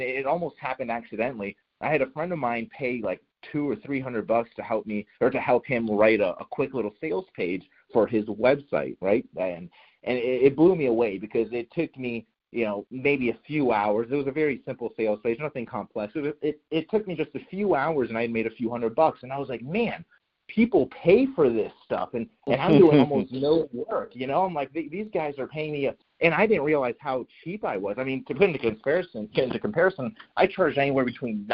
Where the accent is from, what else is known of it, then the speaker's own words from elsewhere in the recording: Miami, Florida, United States; moved away as an adult; also born or lived in Jacksonville, Florida; I'm originally from Miami, Florida